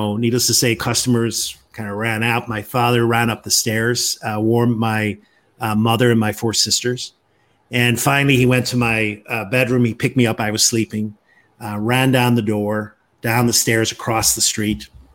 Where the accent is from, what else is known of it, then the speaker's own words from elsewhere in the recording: Northern Ireland, United Kingdom; moved away as an adult; also born or lived in Florida; now in Washington, D.C., United States; I'm originally from Northern Ireland. That's where I grew up came to the U.S. Just over 30 years ago